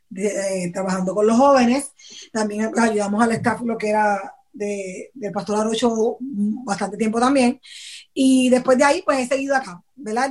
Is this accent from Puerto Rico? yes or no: yes; Patillas, Puerto Rico; mi pueblo donde yo vivo eh, de, Puerto Rico es en Patillas, ese es mi pueblo natal, ¿verdad? Y allá tengo muchas amistades que crecieron conmigo